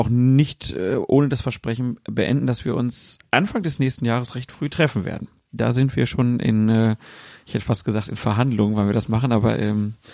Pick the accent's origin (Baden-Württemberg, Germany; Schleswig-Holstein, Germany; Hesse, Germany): Hesse, Germany; Frankfurt; selbst mir als Frankfurter haben sie gar nicht zugehört